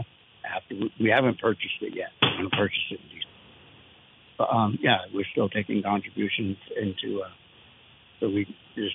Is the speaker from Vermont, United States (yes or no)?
yes; Vermont, United States; also born or lived in New Hampshire; I've lived in Vermont all my life, although I was born in New Hampshire.